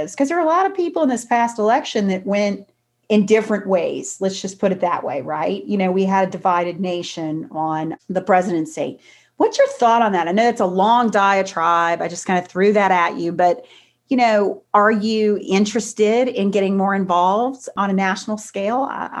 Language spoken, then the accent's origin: English; Louisiana, United States; now in Texas, United States; I'm from Louisiana. I live in Texas